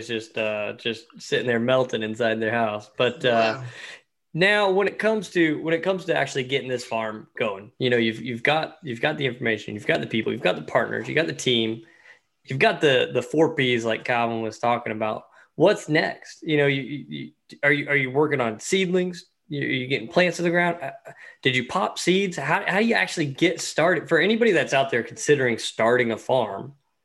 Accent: East Tennessee, United States; I'm from East Tennessee

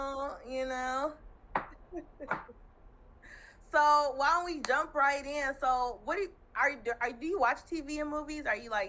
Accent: Milwaukee, Wisconsin, United States; Yeah, just because I was from Milwaukee. Yeah, so my dad is actually a professor, or he was a professor at UWM. So that's how we ended up in Milwaukee.

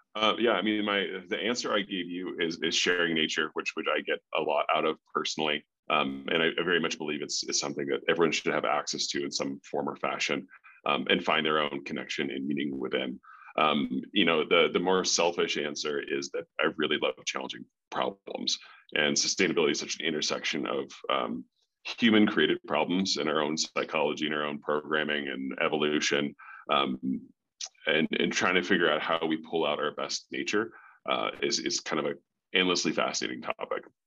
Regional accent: North Chicago, Illinois, United States; moved away as an adult; also born or lived in Colorado; now in Park City, United States; I grew up in the Midwest, um, North Chicago

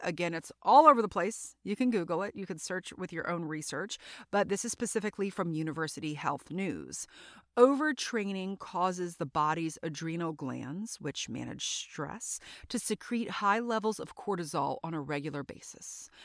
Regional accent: South Louisiana, United States; also born or lived in North Carolina; So, I grew up in Louisiana, in South Louisiana

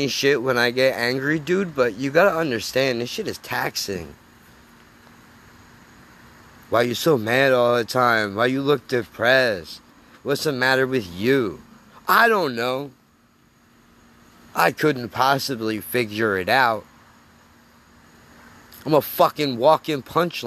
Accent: United States; as an American

